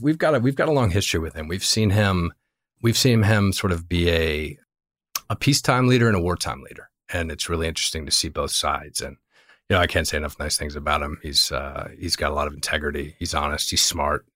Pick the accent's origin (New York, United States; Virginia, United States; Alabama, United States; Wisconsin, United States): Virginia, United States; also born or lived in Northeast US / Europe / Los Angeles / Bay Area; now in Los Altos, United States; I actually am from Virginia. I grew up in Virginia, spent a bunch of time in the Northeast, a little bit of time in Europe, started my career in LA, and then uh, ended up in the Bay Area and never left.